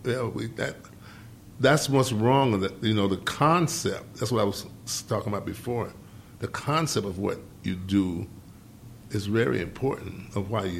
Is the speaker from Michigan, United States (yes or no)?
yes; Detroit, Michigan, United States; I'm not from New York. From Detroit, of course.